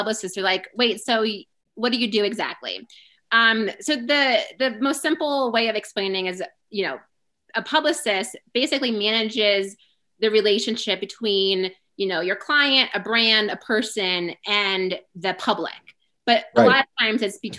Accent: New York, United States; I'm originally from New York

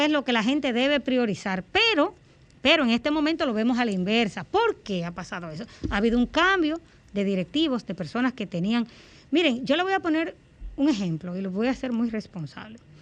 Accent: Dominican Republic; como dominicana

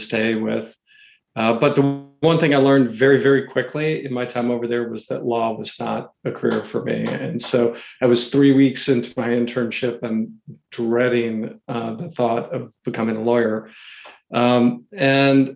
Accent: Katy, Texas, United States; moved away as an adult; also born or lived in New York City, United States; now in Atlanta, United States; I grew up in Houston, Texas, actually in a suburb outside of Houston called Katy, Texas

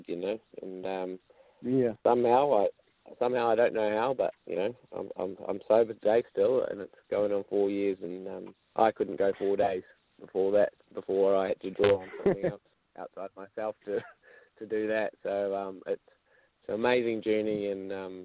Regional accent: New Zealand; also born or lived in Australia; I was born in New Zealand, spent time in Australia growing up, and went to school in New Zealand

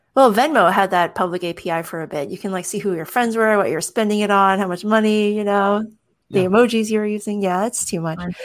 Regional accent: United States; my status as an American citizen

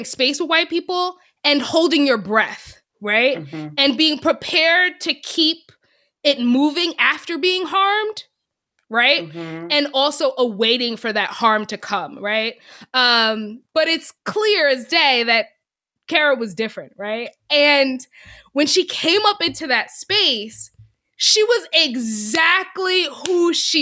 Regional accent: New York, United States; moved away as an adult; I was this girl from New York, from the North, Christian

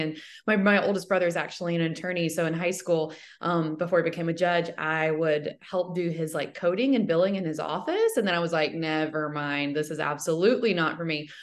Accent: Alabama, United States; also born or lived in Michigan; I am kind of from the area where the school is

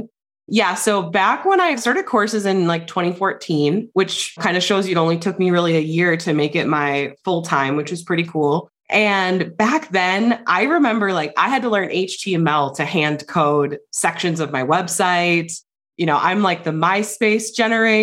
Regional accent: Wisconsin, United States; now in New Mexico, United States; I'm from Wisconsin. You can probably detect the accent, but I actually live in New Mexico.

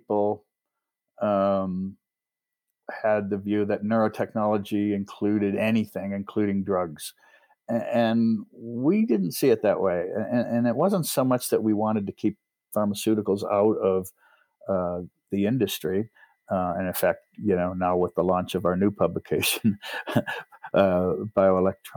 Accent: New York, United States; moved away; also born or lived in Los Angeles / Manhattan; I grew up in New York State, but I was living in Los Angeles

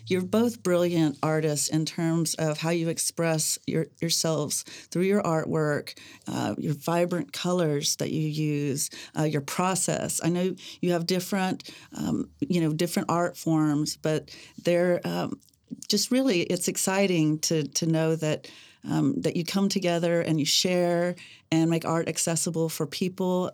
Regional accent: Mustang, Oklahoma, United States; born or raised there

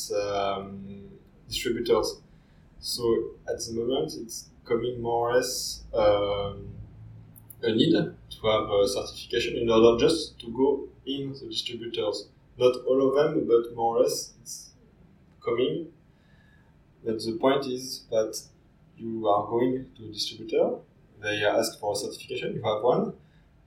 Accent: Cognac, Nouvelle-Aquitaine, France; I come from Cognac

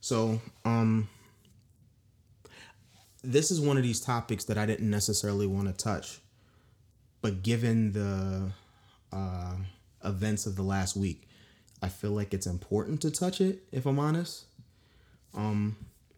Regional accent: Maryland, United States; accent: New York; also born or lived in Washington, District of Columbia, United States / Los Angeles; I'm proudly from DC. I grew up in Maryland. Sometimes I talk like I'm from New York

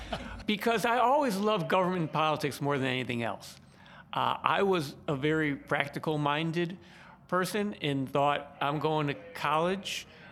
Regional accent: Chicago, Illinois, United States; Well, I grew up on the southwest side of Chicago, right by Midway Airport.

